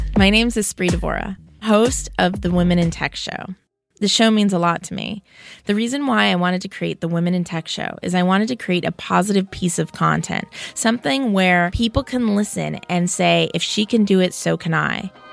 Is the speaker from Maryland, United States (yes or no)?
no; Los Angeles, California, United States; my hometown